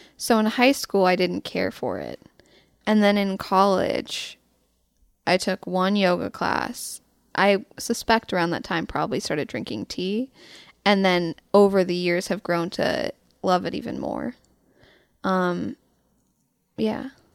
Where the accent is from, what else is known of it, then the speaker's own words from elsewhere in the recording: Louisville, Colorado, United States; I'm from Louisville, which is a suburb in Boulder County